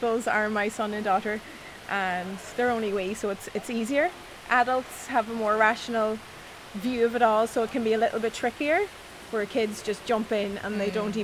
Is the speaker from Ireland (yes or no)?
yes; Donegal, Ulster, Ireland; I'm from Donegal and I grew up swimming in the sea